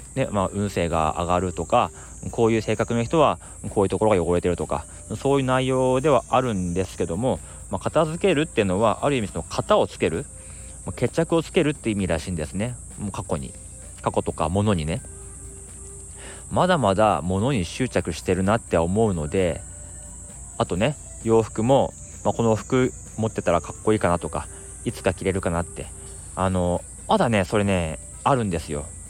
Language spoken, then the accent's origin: Japanese; Akita, Japan; moved away as an adult; now in Tokyo, Japan; 秋田県に住んでてあの18歳まで高校までねそこからもう上京してきてずっともう一人暮らしをしてる